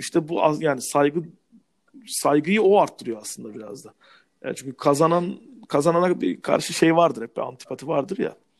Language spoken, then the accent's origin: Turkish; Turkey; kısa boylu bir Türk olarak